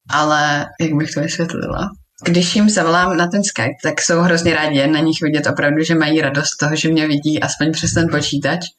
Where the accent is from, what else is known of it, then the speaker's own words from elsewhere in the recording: Slovakia; Já jsem Slovenka, moji prarodiče jsou na Slovensku.